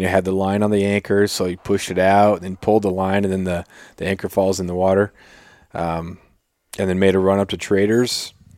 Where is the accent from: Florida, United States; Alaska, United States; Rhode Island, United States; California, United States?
Alaska, United States; Prince of Wales Island; now in Ketchikan, United States; I grew up on Prince of Wales